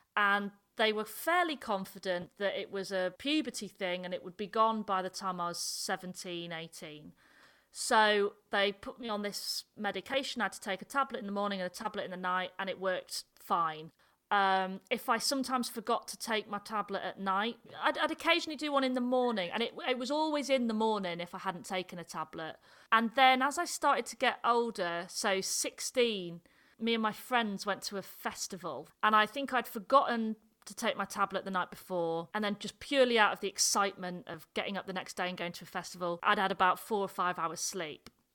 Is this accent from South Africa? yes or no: no; the north of England, United Kingdom; accent: northern; my northern accent